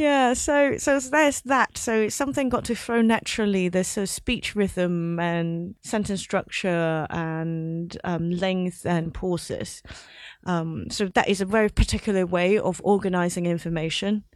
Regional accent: Hong Kong; moved away as an adult; also born or lived in London; So I grew up in Hong Kong, but I went to university in London

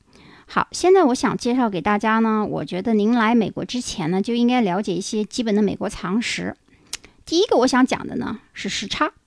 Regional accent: China; 我们中国人的五十六个民族

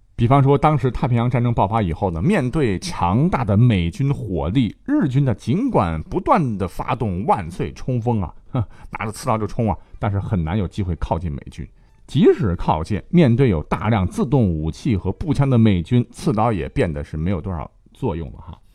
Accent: China; 我们中国人十四年的艰苦抗战史

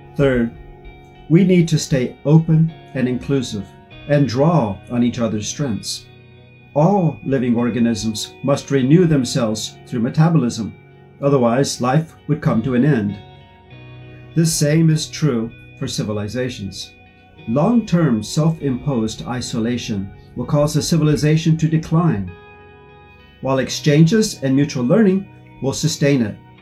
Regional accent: United States; moved away as an adult; now in Xiamen, China; from the United States, a professor at Xiamen University

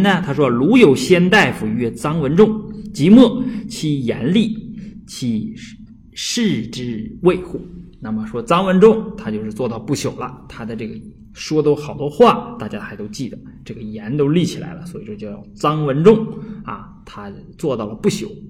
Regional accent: Northeast China, China; accent: Northeastern Mandarin (Dongbei); 东北话里边儿和普通话里边儿没有入声，啊，所以这个入声我也不大会读

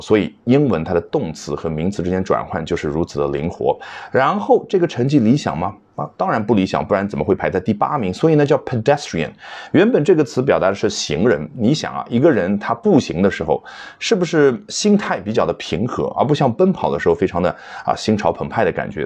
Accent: China; 我们中国人

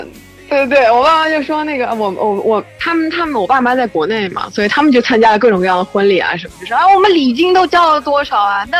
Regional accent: Fujian, China; moved away as an adult; now in Barcelona, Spain; 我是福建人。

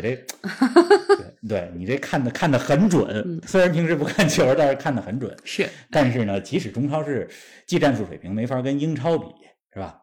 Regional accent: Beijing, China; 我跟林子，我们都是在北京长大

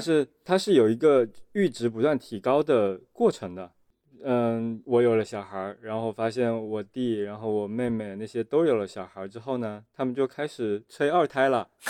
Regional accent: Fujian, China; moved away; 作为一个福建人应该完成的事情我都已经完成了嘛

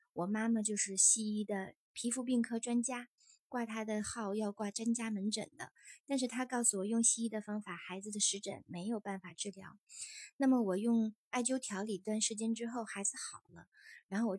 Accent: northern China, China; 其实我是，呃，北方女孩，但是很小小的时候，大家都说我是南方人。

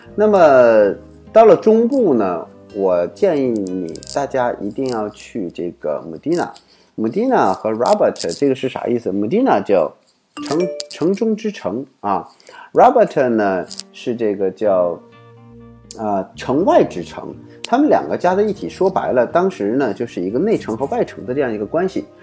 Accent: China; 我们中国人

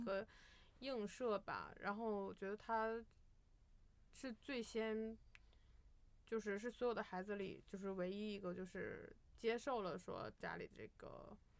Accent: China; 我们中国人常常说的他心里有鬼这个鬼

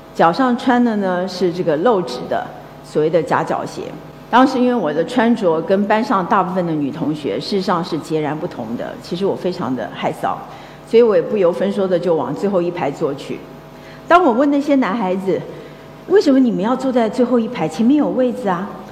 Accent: Taiwan; 我小的时候，我是一个来自眷村的一个孩子

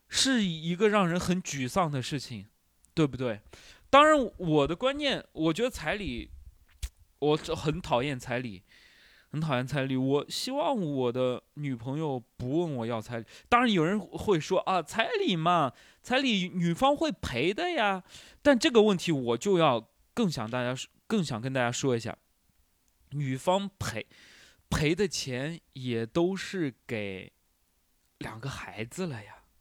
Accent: Shanxi, China; also born or lived in Shanghai; now in Hangzhou, China; 我们山西人就是有做面食的天赋

